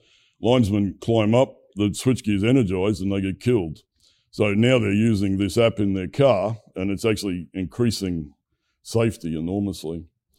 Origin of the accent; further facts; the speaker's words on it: Brisbane, Queensland, Australia; My hometown of Brisbane has a long heritage of electrical industry expertise.